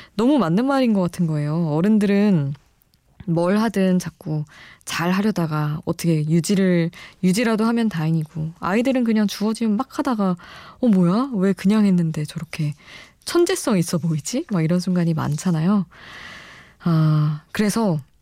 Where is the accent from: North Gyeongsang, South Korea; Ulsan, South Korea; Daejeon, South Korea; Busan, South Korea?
Daejeon, South Korea; now in Seoul, South Korea; 저도 서울에서 태어나긴 했지만 지낸 시간이 대전에서 지낸 시간이 많아서